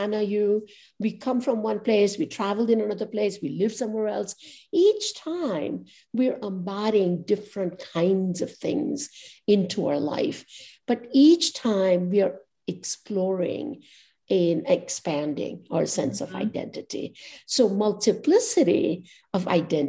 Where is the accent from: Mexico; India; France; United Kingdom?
India; Ahmedabad, Gujarat; now in New York, United States; they would always think of me as Ahmedabadi first in that town that I grew up.